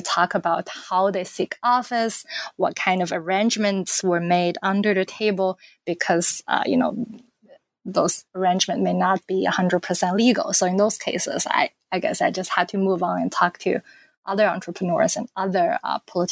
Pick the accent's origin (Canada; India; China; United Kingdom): China; moved away as an adult; now in United States; I am from China, so I grew up in China and came to the United States when I was 18.